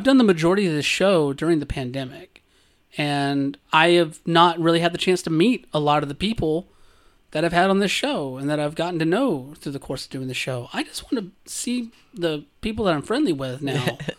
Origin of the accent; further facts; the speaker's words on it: Georgia, United States; Gender, on the other hand, let me tell you, growing up in South Georgia, you bottle up a lot.